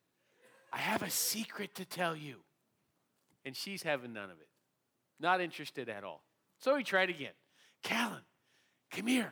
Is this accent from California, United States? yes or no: yes; San Diego, California, United States; we're from San Diego where we don't do a lot of ice and cold